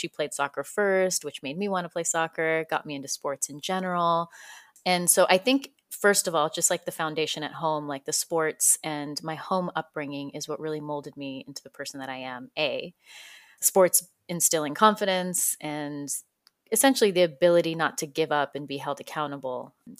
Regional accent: Fresno, California, United States; Yeah, I spent most of my time in Fresno.

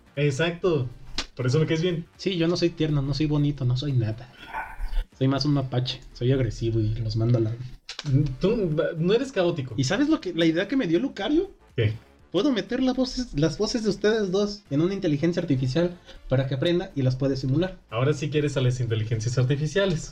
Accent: Mexico

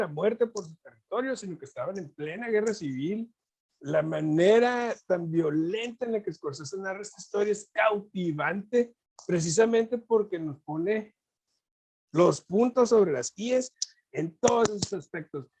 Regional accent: Mexico; ser mexicano

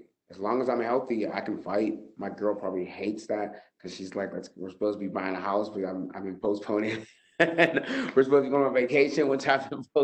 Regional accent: Pittsburgh, Pennsylvania, United States; I come from Pittsburgh, Pennsylvania

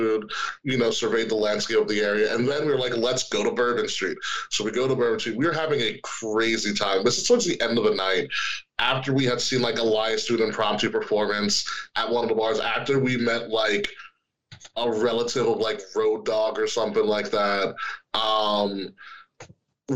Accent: New York, United States; I'm fucking from New York

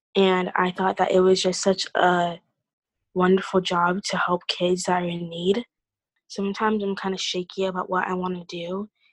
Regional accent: Iowa, United States; being born and raised in Iowa

